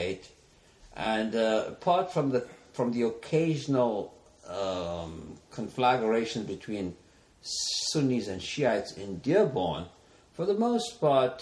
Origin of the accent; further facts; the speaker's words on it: South Africa; moved away as an adult; also born or lived in Detroit, United States; now in United States; I'm South African